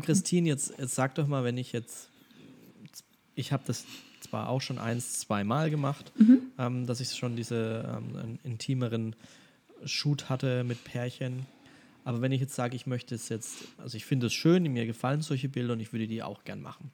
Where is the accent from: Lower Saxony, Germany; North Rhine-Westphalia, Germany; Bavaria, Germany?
Bavaria, Germany; Franconia; sagt man bei uns in Franken